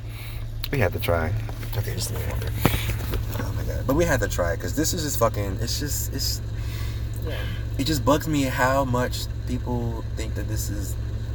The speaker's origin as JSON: {"language": "English", "country": "United States", "said": "I am American. I should have the freedom"}